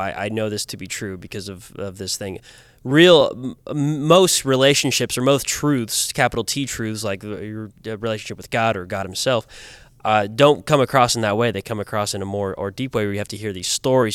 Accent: Kansas, United States; moved away; I'm from Kansas.

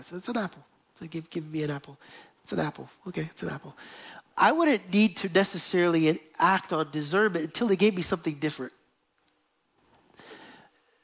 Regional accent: United States; moved away as an adult; now in Jerusalem, Israel; we went back to the United States

